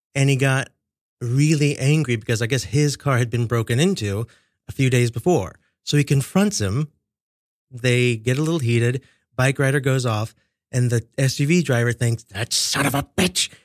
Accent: Kansas City, Missouri, United States; now in New York, United States; my hometown, Kansas City

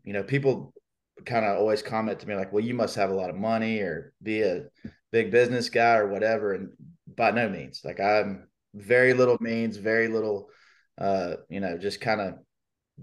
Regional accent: Birmingham, Alabama, United States; I grew up in Birmingham. So I know every nook and cranny

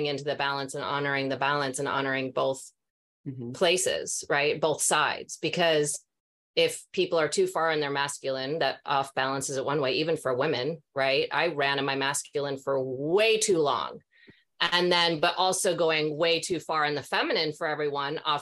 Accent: Minnesota, United States; I'm from Minnesota

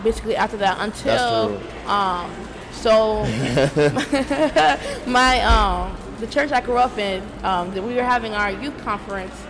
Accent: Rockland County, New York, United States; also born or lived in Massachusetts; we grew up in Rockland County, so like everybody kind of seen or know of each other

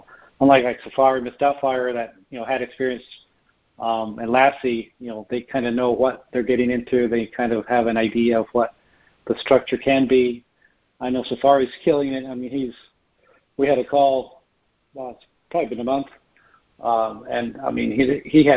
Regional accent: United States; us being an American

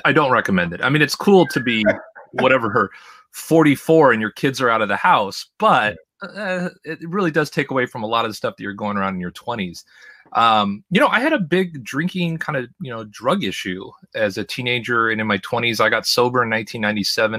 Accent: Los Angeles, California, United States; moved away as an adult; also born or lived in Seattle / Boston / New York / Idaho; I was born in Seattle, I learned to talk in Boston, walk in New York, and run in Los Angeles, and I spent the majority of my, at the time, forty-four years, probably, I don't know, at least forty of them in the L A, Orange County area

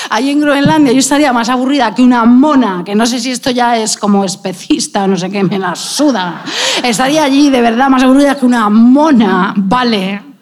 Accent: Madrid, Community of Madrid, Spain; es que yo soy madrileña.

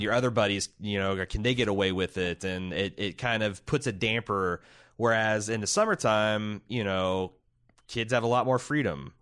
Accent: Indiana, United States; growing up in Indiana

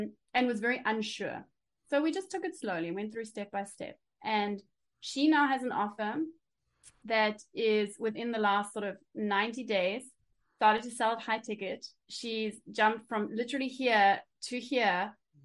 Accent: South Africa; now in Germany; I was born in South Africa.

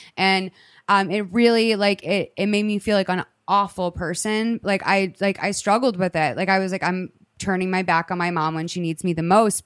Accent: California, United States; now in San Diego, United States; I was born and raised in California

